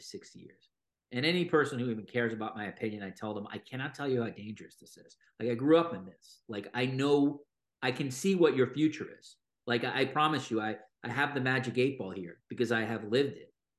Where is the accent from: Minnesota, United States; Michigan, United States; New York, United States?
New York, United States; moved away as an adult; now in Toronto, Canada; I'm American, I grew up in New York, and then I moved to Toronto in twenty eighteen